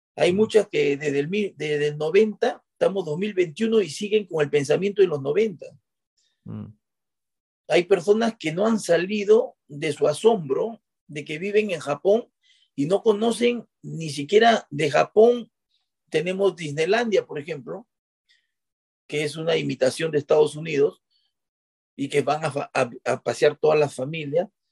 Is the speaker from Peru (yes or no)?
yes; Peru; moved away as an adult; now in Japan; los peruanos tenemos esa, ese instinto